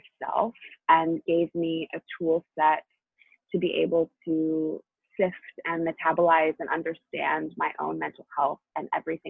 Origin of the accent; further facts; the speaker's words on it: New Hampshire, United States; also born or lived in Tennessee / Chicago; now in Los Angeles, United States; And I grew up half in New Hampshire, half in Tennessee, and went to college in Chicago and now live in LA.